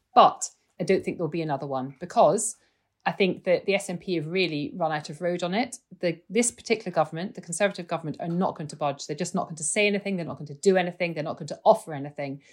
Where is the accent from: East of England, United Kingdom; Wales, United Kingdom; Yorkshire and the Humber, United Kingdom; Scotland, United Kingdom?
Scotland, United Kingdom; I'm a Scot